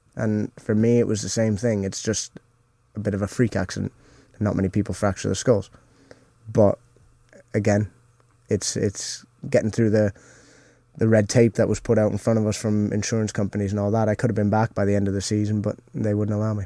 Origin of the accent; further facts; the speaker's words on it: Canada; moved away; growing up in Canada